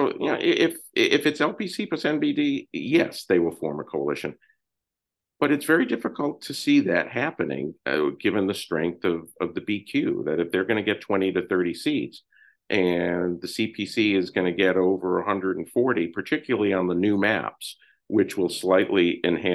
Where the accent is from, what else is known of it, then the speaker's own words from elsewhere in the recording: United States; as an American